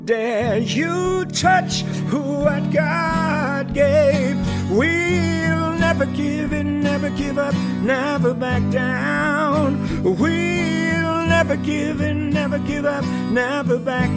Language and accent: English; New York, United States; I come from New York